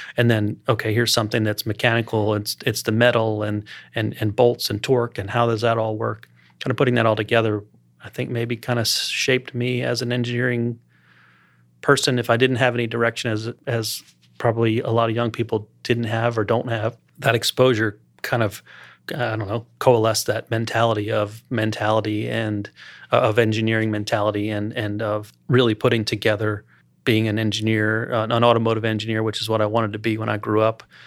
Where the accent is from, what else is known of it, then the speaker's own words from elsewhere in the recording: Columbia, Maryland, United States; also born or lived in Baltimore-Washington area, Maryland; now in Lake Norman area, United States; I grew up around the Baltimore, Washington area in Maryland